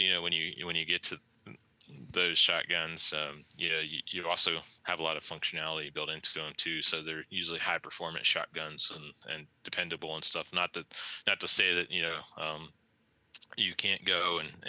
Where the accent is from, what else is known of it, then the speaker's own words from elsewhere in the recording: West Virginia, United States; moved away; Growing up in West Virginia